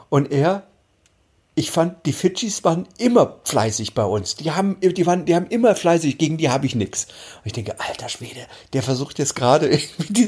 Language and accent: German; Halle, Saxony-Anhalt, Germany; born there; now in Hamburg, Germany; Und ich sage, nee, geboren bin ich in Halle an der Saale.